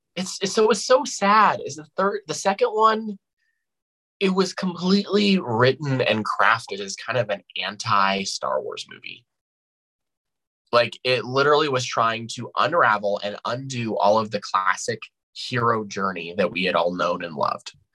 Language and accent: English; Albuquerque, New Mexico, United States; born and raised New Mexican